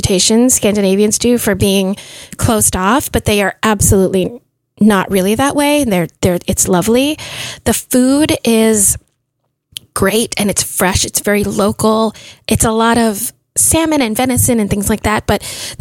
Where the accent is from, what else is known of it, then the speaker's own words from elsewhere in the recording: Philippines; I'm Filipino